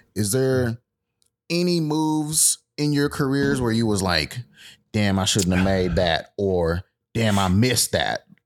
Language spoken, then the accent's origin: English; Fort Worth, Texas, United States; I'm not from Dallas at all. I'm Fort Worth till